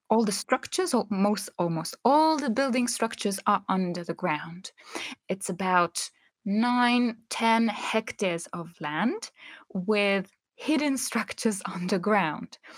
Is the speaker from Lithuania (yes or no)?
yes; Lithuania; English is a second language; well growing up in Lithuania um, was something that was very natural because the times and shopping experiences were not like they are today.